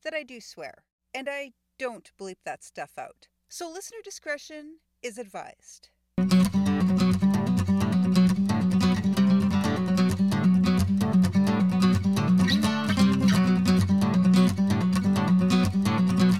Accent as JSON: {"language": "English", "town": "Winnipeg", "region": "Manitoba", "country": "Canada", "tie": "born or raised there", "said": "Here in Winnipeg"}